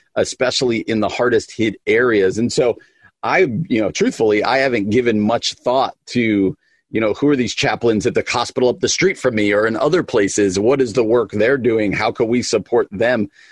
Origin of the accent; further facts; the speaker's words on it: East Coast, United States; I grew up on the East Coast